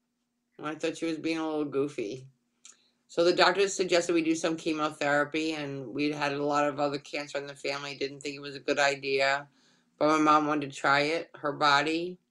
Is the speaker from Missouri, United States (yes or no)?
no; New York, United States; now in Florida, United States; So I'm the oldest of four children, and I moved to Florida from Long Island, in case you can't tell, in 2000